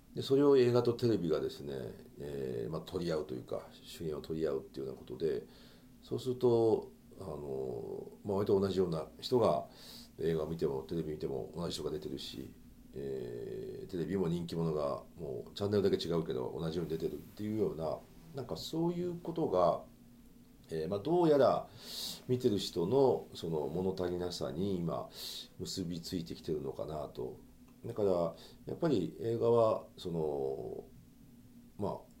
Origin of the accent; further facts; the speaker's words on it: Nara, Japan; now in Tokyo, Japan; 今奈良というところにその自分の実家の家があって